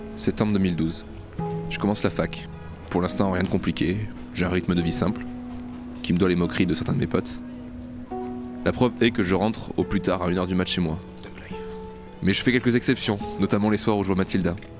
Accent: Bordeaux, Nouvelle-Aquitaine, France; je suis bordelais, je dis gavé

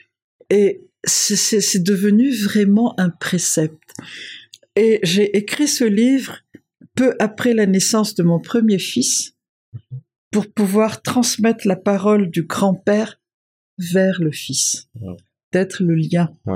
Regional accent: Madagascar; moved away as an adult; also born or lived in Paris / Brussels / New York; je suis une malgache qui a vécu longtemps à l'extérieur et qui possède leur code et les miens

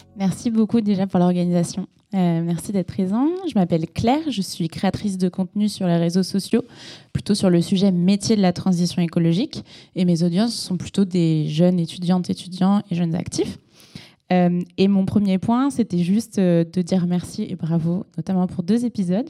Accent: Segré, Pays de la Loire, France; now in Paris, France; je viens de Segré dans le maine

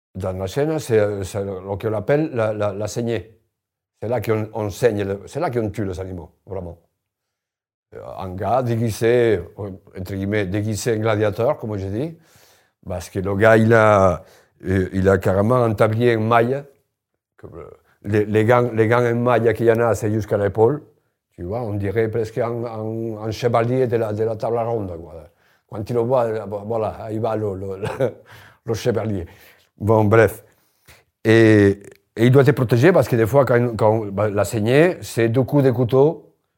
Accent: Spain; French is a second language; moved away as an adult; now in Limoges, France; je suis espagnol, et moi, en Espagne, je le raconte dans le livre, euh, je, je, je, j'ai grandi à la campagne

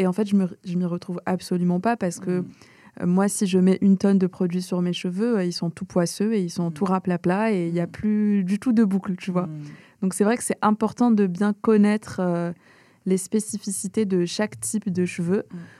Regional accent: Algeria; je viens d'Algérie

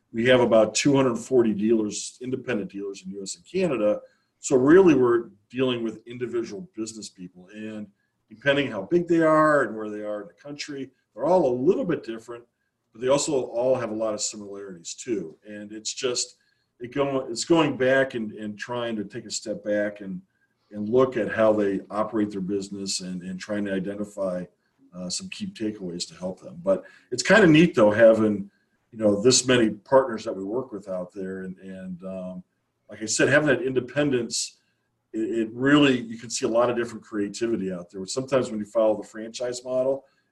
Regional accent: Northeast Ohio, United States; also born or lived in Virginia; I grew up in Northeast Ohio, and I went off to college down in Virginia in the mid-80s

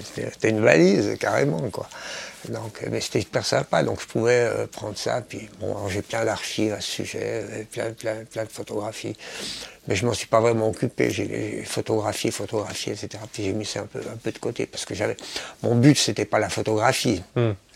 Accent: Switzerland; moved away as an adult; now in Hong Kong; je suis de Suisse

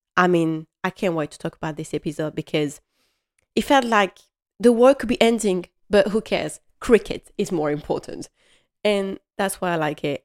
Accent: Strasbourg, Grand Est, France; English is a second language; I come from Strasbourg

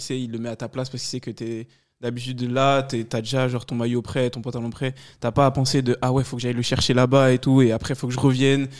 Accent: Paris, Île-de-France, France; moved away as an adult; now in Thonon-les-Bains, France; je viens de Paris

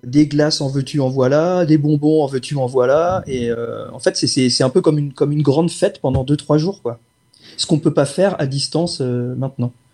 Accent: France; Ils savent qu'on est français, ils reconnaissent la langue

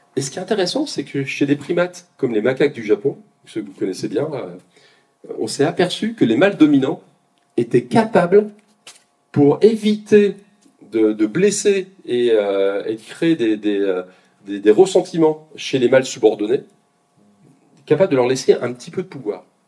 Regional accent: Côte-d'Or, Bourgogne-Franche-Comté, France; je suis de Côte d'Or un petit peu

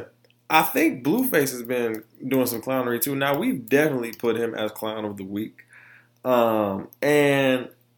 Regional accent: Orlando, Florida, United States; also born or lived in Detroit; I come from Florida and Detroit. You know what I'm saying? I come from Orlando and Detroit. Two totally different cultures.

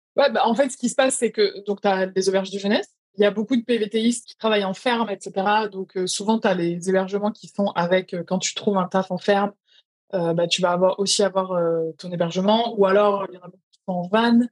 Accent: France; moved away as an adult; also born or lived in London; quand j'ai quitté la France il y a quatre ans

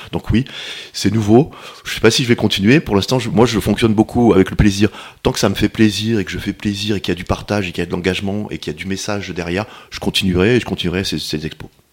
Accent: Paris, Île-de-France, France; moved away as an adult; now in Montpellier, France; je suis parisien, j'étais parisien

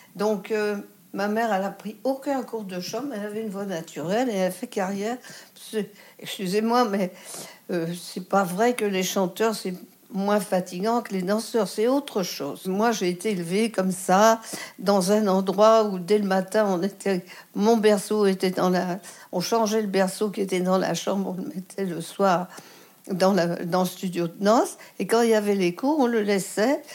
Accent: Lyon, Auvergne-Rhône-Alpes, France; also born or lived in Marseille; chez moi à Lyon

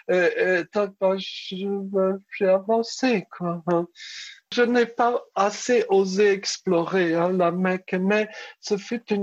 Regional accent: France; Donc j'avais répondu en arabe que je venais de France.

